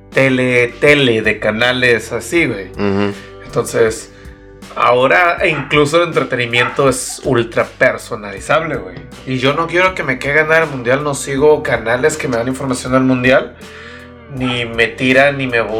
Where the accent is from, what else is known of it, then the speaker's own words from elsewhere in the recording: Mexico; Yo estoy siendo un mal mexicano entonces, güey.